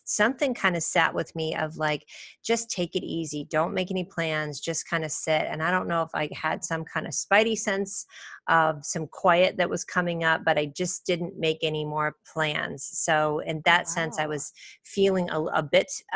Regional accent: Champaign, Illinois, United States; my hometown in Champaign, Illinois

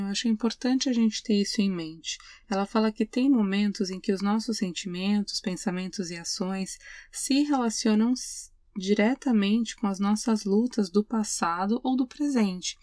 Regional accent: Brazil; moved away; sou mulher, eu sou imigrante, eu sou brasileira

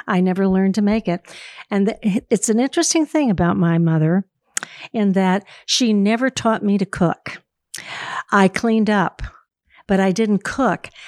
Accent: Daytona Beach, Florida, United States; I'm from Daytona Beach, Florida.

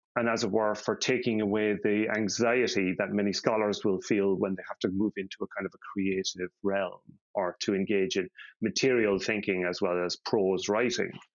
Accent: Ireland; now in Denmark; I grew up in Catholic Ireland

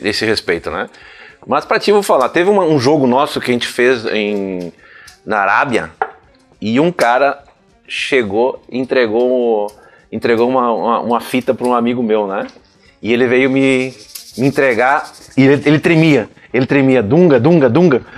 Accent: Rio Grande do Sul, Brazil; eu sou gaúcho

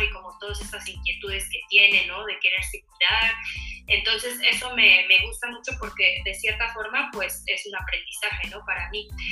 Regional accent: Mexico; esta tradición que tenemos como mexicanos con la panadería

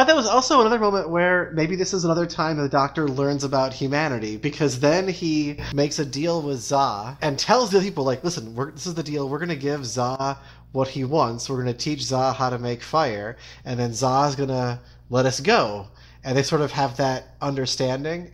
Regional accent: United States; as an American

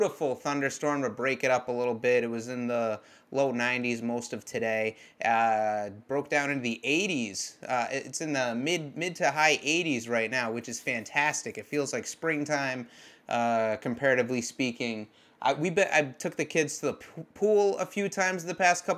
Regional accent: Massachusetts, United States; I'm from Massachusetts, where in the summer it would get humid, but not all that hot.

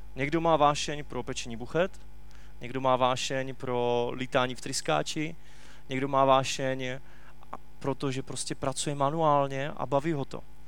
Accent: Czechia; u nás v Čechách

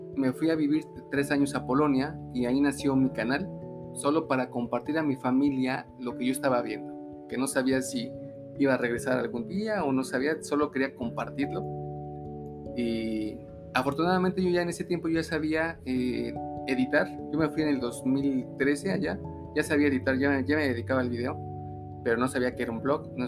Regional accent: Mexico City, Mexico; moved away as an adult; now in Aguascalientes, Mexico; soy hidrochilango. Eh, me vine sin ninguna razón de la Ciudad de México

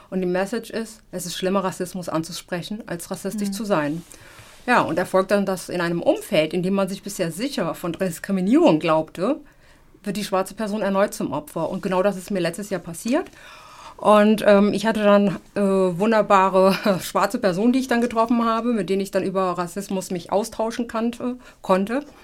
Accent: Germany; also ich bin Afrodeutsche, ich bin Afro und ich bin Deutsche.

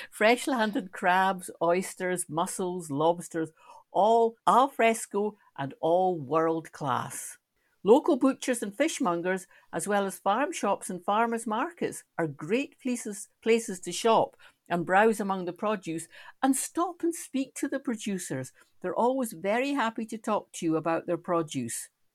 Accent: Scotland, United Kingdom; Non, je suis Écossaise

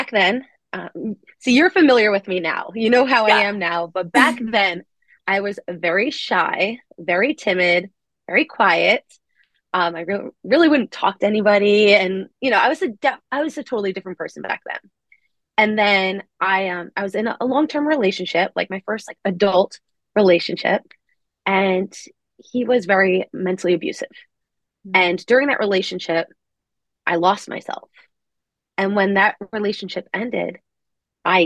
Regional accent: Long Island, New York, United States; I'm from Long Island, New York

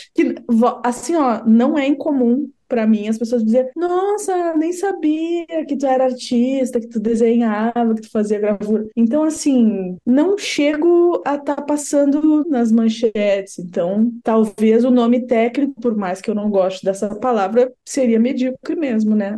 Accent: Pelotas, Rio Grande do Sul, Brazil; lá da minha cidade

